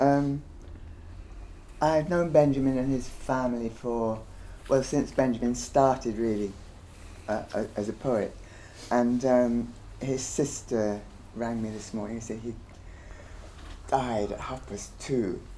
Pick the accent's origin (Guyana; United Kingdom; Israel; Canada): Guyana; I'm actually from Guyana and we don't have the same Jamaican accent